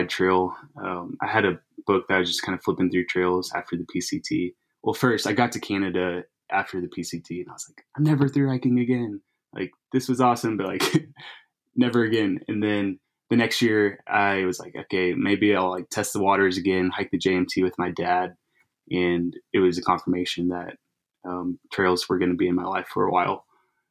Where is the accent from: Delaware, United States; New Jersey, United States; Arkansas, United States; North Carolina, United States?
Arkansas, United States; now in Texas, United States; Grew up in Arkansas